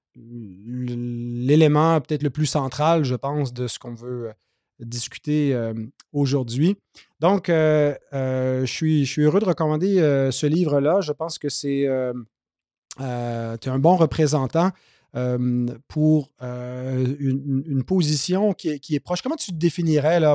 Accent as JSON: {"language": "French", "region": "Quebec", "country": "Canada", "tie": "born or raised there", "said": "j'ai grandi dans l'Église évangélique au Québec"}